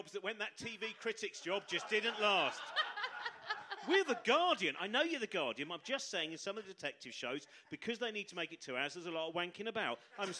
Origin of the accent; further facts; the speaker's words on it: Chorleywood, East of England, United Kingdom; where I grew up in Chorley Wood